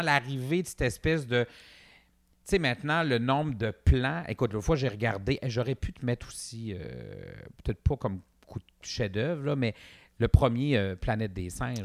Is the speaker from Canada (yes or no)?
yes; Quebec, Canada; on est des Nord-Américains parlant français